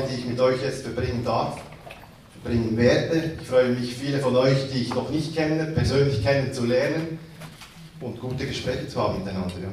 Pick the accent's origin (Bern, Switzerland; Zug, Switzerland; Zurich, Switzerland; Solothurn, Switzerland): Solothurn, Switzerland; Etziken; Etziken, das liegt 10 Kilometer von Solothurn im Tät, ca. 35, 40 Kilometer von hier.